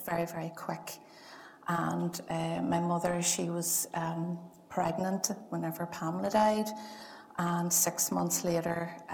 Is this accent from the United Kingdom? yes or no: yes; Lurgan, Northern Ireland, United Kingdom; I'm from Lurgan.